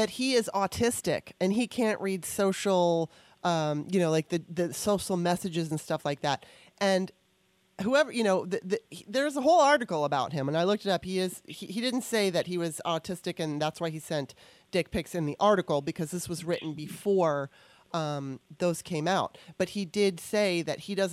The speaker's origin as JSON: {"language": "English", "country": "United States", "tie": "born or raised there", "said": "as a Gen Xer growing up in America"}